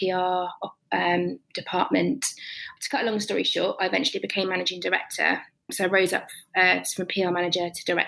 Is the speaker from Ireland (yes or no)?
no; Cornwall, South West England, United Kingdom; also born or lived in Bournemouth; I grew up in Cornwall, which is a lovely place to grow up in terms of your childhood